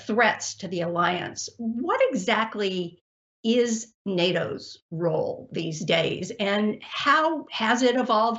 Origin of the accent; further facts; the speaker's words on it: Texas, United States; the great state of Texas, my home state